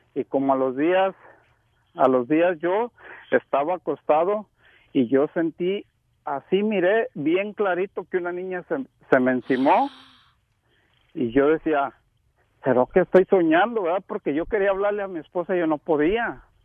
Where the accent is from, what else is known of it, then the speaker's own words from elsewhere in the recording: Huentitán, Jalisco, Mexico; moved away; also born or lived in Seattle, Washington; Somos de allá donde es Vicente Fernández, somos de Huentitán